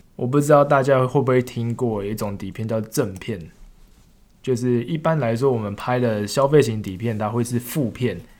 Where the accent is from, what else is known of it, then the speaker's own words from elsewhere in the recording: Taiwan; moved away as an adult; 毕竟我从台湾来嘛，我也不是从小在这里长大